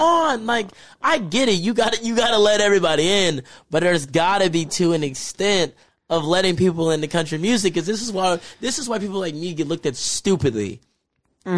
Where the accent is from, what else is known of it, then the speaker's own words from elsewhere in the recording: Texas, United States; I'm from Texas